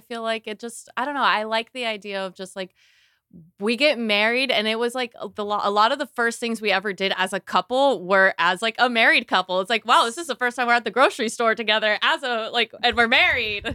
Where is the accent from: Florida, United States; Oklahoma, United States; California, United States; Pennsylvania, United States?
Florida, United States; I'm from Florida